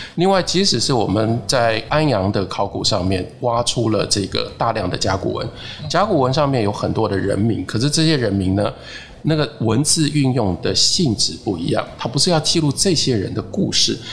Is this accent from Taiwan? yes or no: yes; Taiwan; 我是一个台湾人，我在台湾